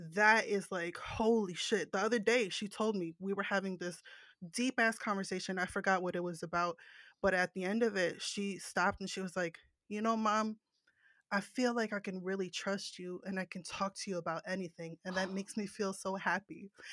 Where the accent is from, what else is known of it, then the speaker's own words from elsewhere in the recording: New Jersey, United States; I'm from New Jersey, that's the East Coast